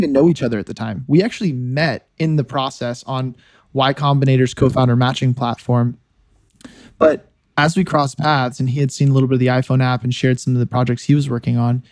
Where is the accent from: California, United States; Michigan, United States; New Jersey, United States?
California, United States; Silicon Valley; moved away as an adult; also born or lived in Notre Dame, Indiana; I grew up in the Silicon Valley